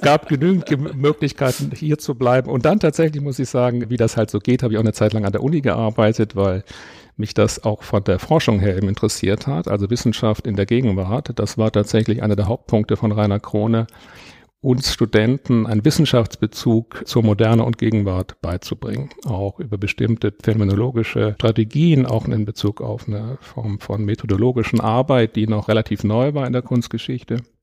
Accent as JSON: {"language": "German", "town": "Würzburg", "region": "Bavaria", "country": "Germany", "tie": "born or raised there", "moved": "yes", "lives_now": "Munich, Germany", "said": "Ich bin in Würzburg geboren."}